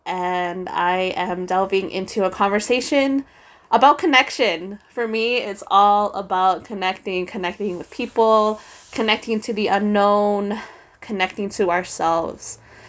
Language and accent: English; Philippines; for those of you who don't know, I am Filipino, super proud, as I wasn't very proud growing up